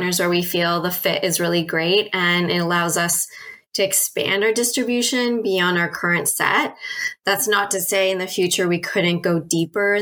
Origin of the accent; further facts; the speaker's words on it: Toronto, Ontario, Canada; also born or lived in United Kingdom; I'm from Toronto, Canada, and curbside composting was just the norm